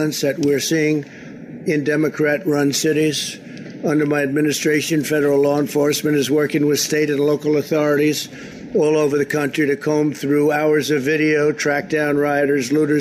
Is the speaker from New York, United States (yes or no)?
yes; New York, United States; moved away as an adult; I come from New York.